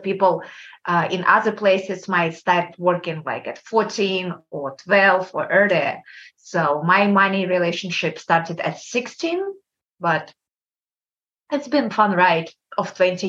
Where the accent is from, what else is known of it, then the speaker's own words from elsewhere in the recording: Kazakhstan; English is a second language; Kazakhstan. It's country between Russia and China.